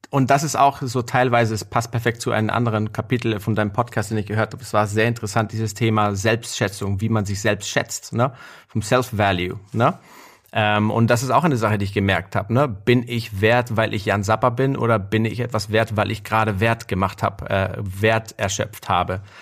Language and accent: German; Guatemala; moved away; ich bin in Guatemala aufgewachsen.